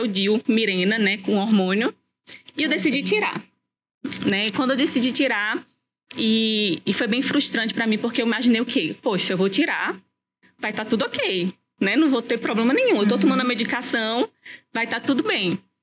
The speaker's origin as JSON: {"language": "Portuguese", "town": "Natal", "region": "Rio Grande do Norte", "country": "Brazil", "moved": "as an adult", "lives_now": "Campina Grande, Brazil", "said": "moro em Natal, eu morava em Natal, sou natalense"}